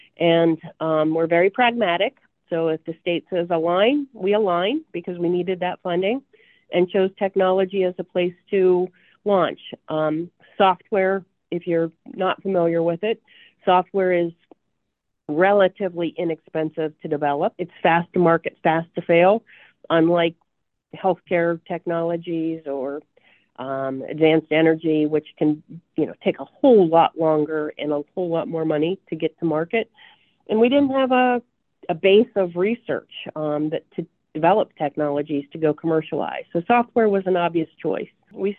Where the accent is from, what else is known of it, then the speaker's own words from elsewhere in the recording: Appalachia, United States; accent: southern; But when I was going to college at Kent State, my roommate who was from Cleveland laughed at my southern accent.